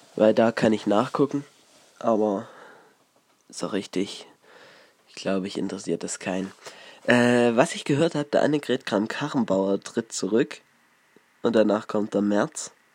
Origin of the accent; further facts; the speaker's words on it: Ore Mountains, Saxony, Germany; hier in der Region so los, bei uns im Erzgebirge